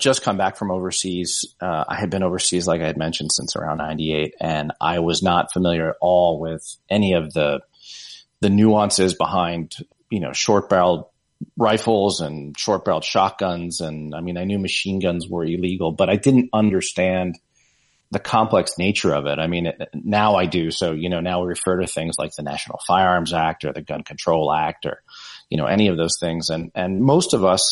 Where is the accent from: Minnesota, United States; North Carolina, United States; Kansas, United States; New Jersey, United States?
New Jersey, United States; I grew up in New Jersey